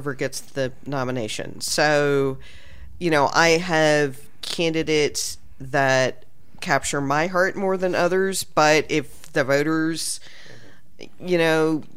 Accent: Texas, United States; I'm from Texas

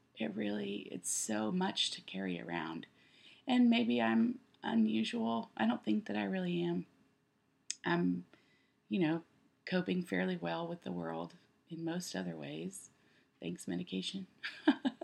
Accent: Texas, United States; now in Nashville, United States; I grew up in Texas

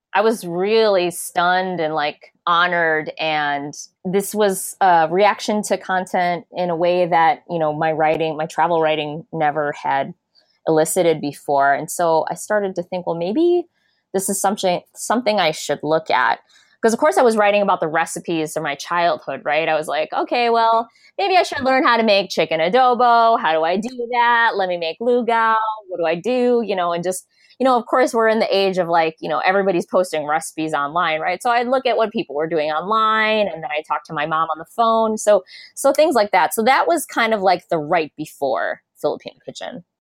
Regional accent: Des Plaines, Illinois, United States; I grew up in a suburb of Chicago called Des Plaines, and I grew up in the eighties

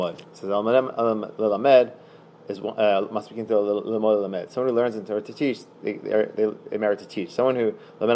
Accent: Philadelphia, Pennsylvania, United States; I'm from Philadelphia

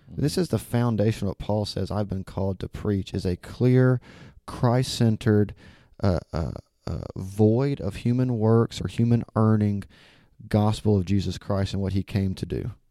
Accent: Alabama, United States; now in Memphis, United States; I'm definitely from Alabama

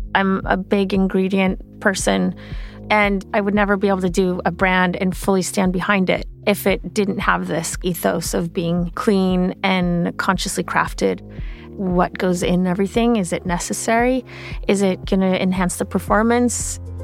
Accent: Sweden; moved away; I grew up in Sweden

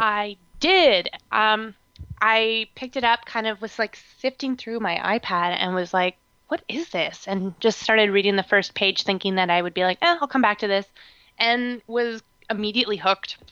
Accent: Canada; I'm just Canadian

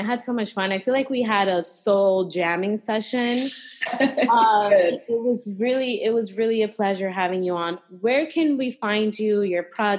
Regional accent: New York, United States; moved away; I grew up in New York and it's freezing there

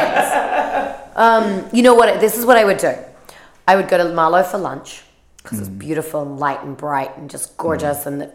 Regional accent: New Zealand; now in San Francisco, United States; since I was 11 from New Zealand

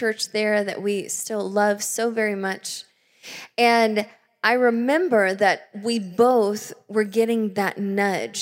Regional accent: the South, United States; now in Tacoma, United States; I'm a Southern girl. I grew up in the South, and there's something about that Southern East Coast

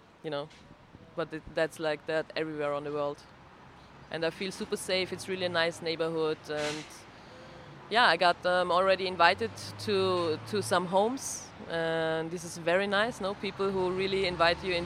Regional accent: Vienna, Austria; I'm from Vienna, from Austria, in Europe

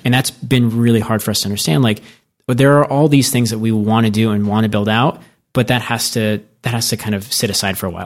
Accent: Arizona, United States; moved away; also born or lived in New York; I grew up in Arizona

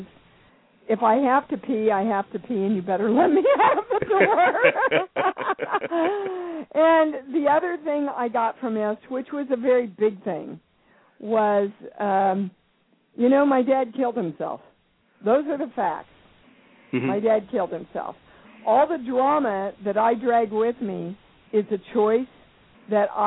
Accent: Kansas, United States; moved away as an adult; also born or lived in New York; I come from Kansas, and my big lesson in the Baptist/Methodist churches and upbringing that I had

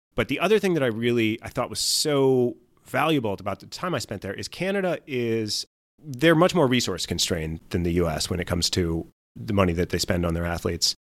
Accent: Wisconsin, United States; I'm from Wisconsin

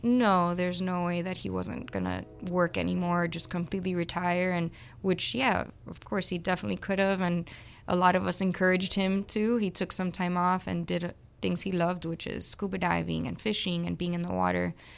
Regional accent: Miami, Florida, United States; also born or lived in Gainesville, Florida / Barcelona; I was born and raised here in Miami, so I'm one of the few Miamians

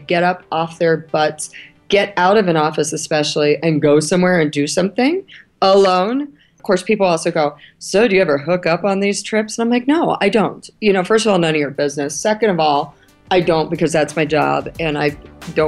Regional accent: United States; also born or lived in Ohio / Kentucky; now in New York, United States; I'm from Ohio and Kentucky

